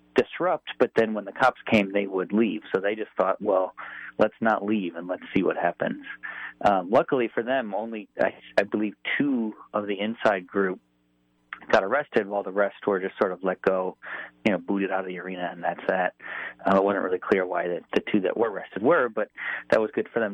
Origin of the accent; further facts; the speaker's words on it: Buffalo, New York, United States; Grew up in Buffalo and went to University at Buffalo